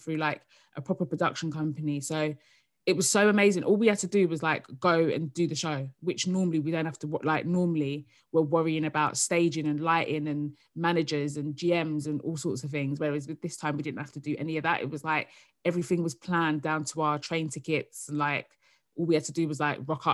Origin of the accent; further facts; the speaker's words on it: Essex, East of England, United Kingdom; also born or lived in South London; now in London, United Kingdom; I live in South London now, but I'm from Essex